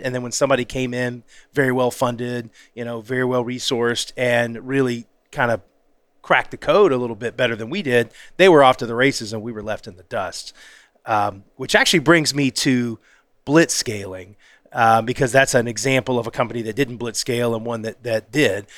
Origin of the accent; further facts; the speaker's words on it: the South, United States; I'm from the South